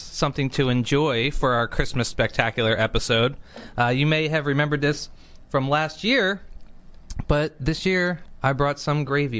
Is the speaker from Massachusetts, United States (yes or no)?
no; Philadelphia, Pennsylvania, United States; Because I'm from Philadelphia, I love saying yo to people.